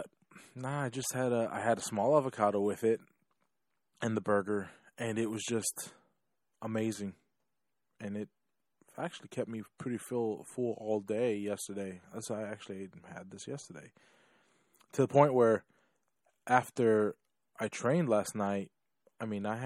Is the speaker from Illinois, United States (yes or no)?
yes; Chicago, Illinois, United States; now in Florida, United States; I was born originally from Chicago